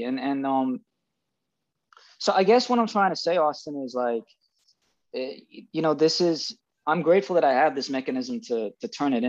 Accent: United Kingdom; I am Brit-ish, right? I was born and schooled in Britain.

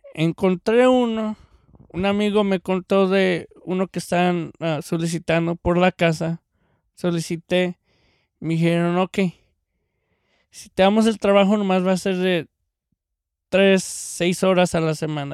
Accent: Mexico; now in California, United States; el mexicano

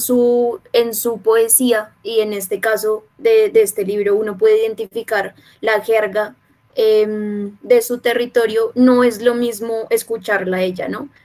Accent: Bogotá, Colombia; soy de Bogotá, pues no tengo a la mano el mar

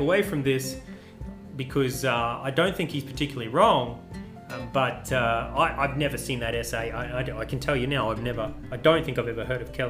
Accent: Australia; As a Australian

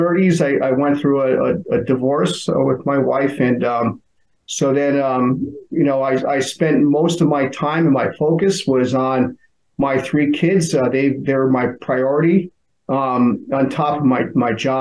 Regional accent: Connecticut, United States; I grew up in Connecticut. You know, always been on a shoreline town near the ocean

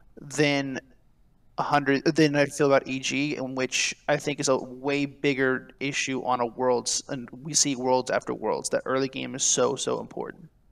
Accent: Houston, Texas, United States; I grew up in Houston

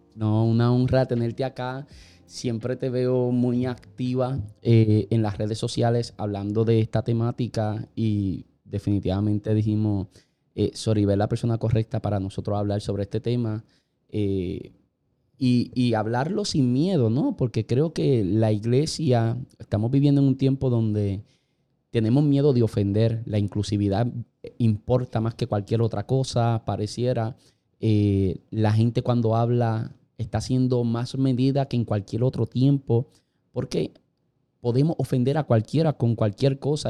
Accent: Puerto Rico; Nosotros prácticamente somos una colonia americana. Nosotros somos un Estado libre asociado.

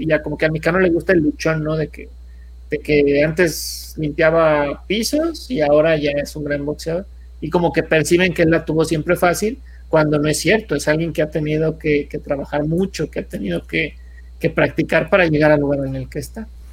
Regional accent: Mexico; somos buenos los mexicanos

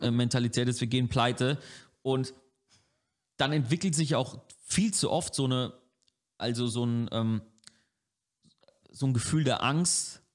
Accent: Franconia, Germany; als Franke

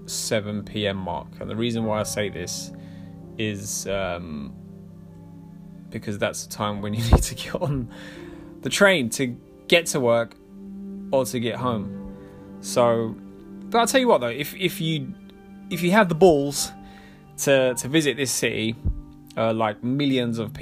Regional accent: London, United Kingdom; I'm from London.

